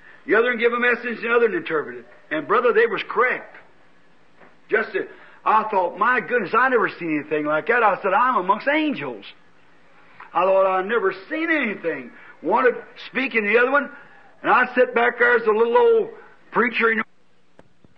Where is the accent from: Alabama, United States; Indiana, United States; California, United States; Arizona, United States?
Indiana, United States; Jeffersonville; I'm from Jeffersonville